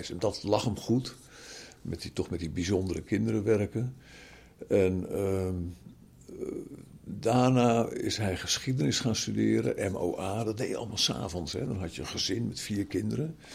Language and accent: Dutch; Zaandam, North Holland, Netherlands; born there; Eh, ik ben geboren in Zaandam. Daar waren zij heen verhuisd vanuit Amsterdam. Mijn hele familie komt uit Amsterdam, van vader en moederskant.